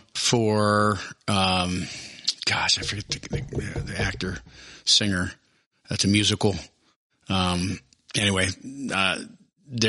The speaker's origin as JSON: {"language": "English", "region": "Ohio", "country": "United States", "tie": "born or raised there", "moved": "yes", "said": "I grew up in Ohio"}